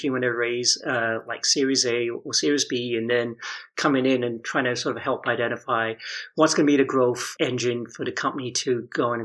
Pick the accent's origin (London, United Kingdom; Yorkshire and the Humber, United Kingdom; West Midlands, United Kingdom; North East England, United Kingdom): London, United Kingdom; moved away; I'm actually from the UK, so I grew up in London